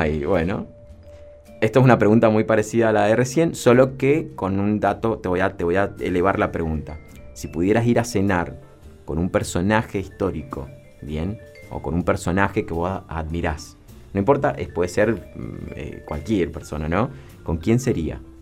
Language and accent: Spanish; Mendoza, Argentina; todos somos parte del vino, somos mendocinos